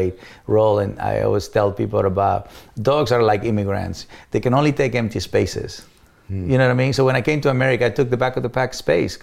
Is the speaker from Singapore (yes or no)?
no; Mexico; English is a second language; moved away as an adult; also born or lived in Los Angeles, United States; now in United States; as a Mexican